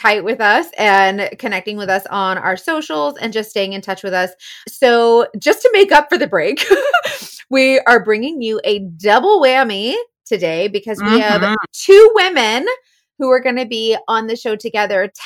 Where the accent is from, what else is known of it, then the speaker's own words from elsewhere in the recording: Florida, United States; accent: Southern; I'm bringing the Florida to the Los Angeles